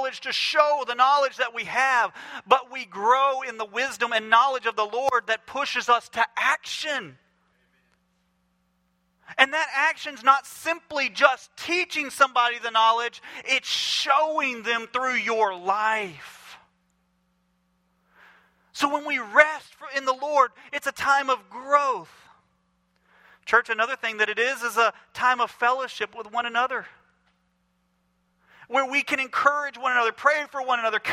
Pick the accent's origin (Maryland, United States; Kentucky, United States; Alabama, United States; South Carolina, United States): Alabama, United States; Mobile; I'm from Mobile, Alabama